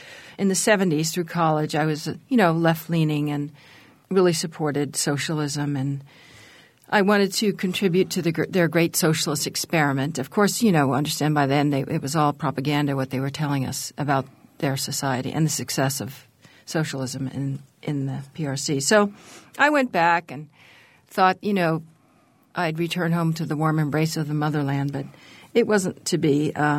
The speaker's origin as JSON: {"language": "English", "town": "San Francisco", "region": "California", "country": "United States", "tie": "born or raised there", "said": "I was raised in the 60s and just across Golden Gate Park from the Haight-Ashbury"}